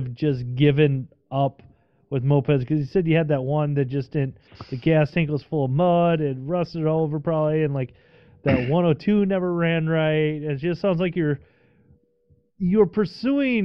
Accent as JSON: {"language": "English", "region": "Midwest", "country": "United States", "also_born_or_lived": "Minnesota", "said": "I'm from the Midwest, I live in Minnesota"}